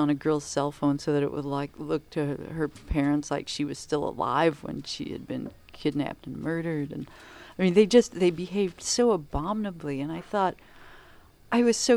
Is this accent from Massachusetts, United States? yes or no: no; Kansas, United States; moved away; also born or lived in Chicago; I grew up in Kansas